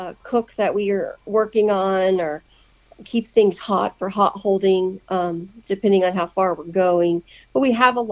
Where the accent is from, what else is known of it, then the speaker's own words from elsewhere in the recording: the South, United States; moved away; I'm from the South